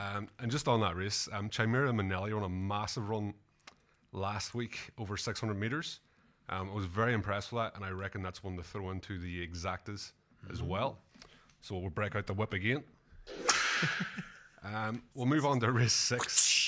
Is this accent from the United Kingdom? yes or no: yes; Strabane, Northern Ireland, United Kingdom; now in Australia; My hometown's called Strabane.